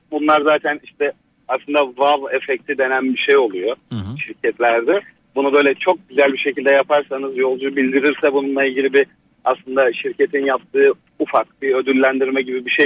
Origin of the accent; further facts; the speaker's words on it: Giresun, Turkey; Bu arada ben de Giresunluyum.